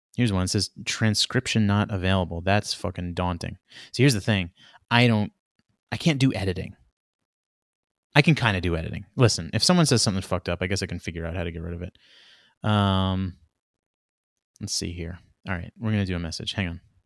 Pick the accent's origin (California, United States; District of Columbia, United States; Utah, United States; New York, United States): New York, United States; New York City; Queens where I grew up, Queens, uh, the border of Queens, Long Island.